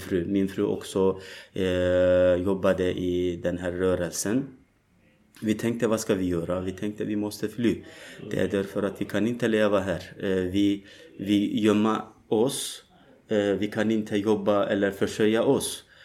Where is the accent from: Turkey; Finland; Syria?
Turkey; Swedish is a second language; moved away as an adult; now in Malmö, Sweden; jag kommer från Turkiet eh, för eh, snart tre år sedan. Jag var tvungen att fly ur mitt hemland